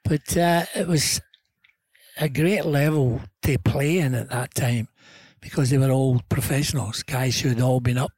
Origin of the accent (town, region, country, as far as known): Scotland, United Kingdom; born or raised there